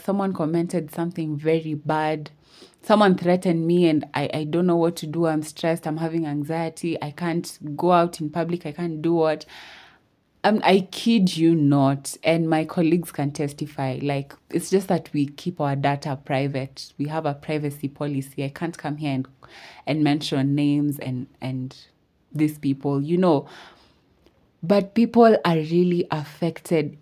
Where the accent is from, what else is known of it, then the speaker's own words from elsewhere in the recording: Kenya; I'm from Kenya. I'm Kenyan